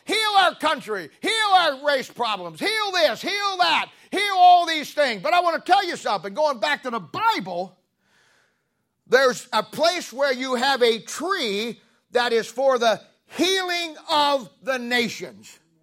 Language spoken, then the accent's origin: English; Canton, Ohio, United States; I grew up in 1970 in Canton, Ohio, and was at the Canton Baptist Temple